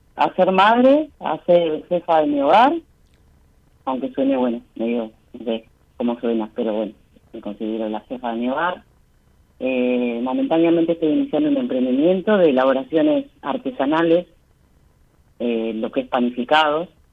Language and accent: Spanish; Bahía Blanca, Buenos Aires Province, Argentina; De Bahía Blanca